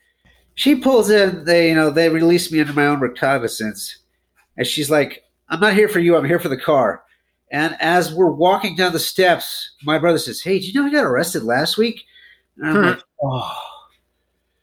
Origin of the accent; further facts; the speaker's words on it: Youngstown, Ohio, United States; now in Atlanta, United States; Originally Youngstown, Ohio, but I live in Atlanta for the last 10 years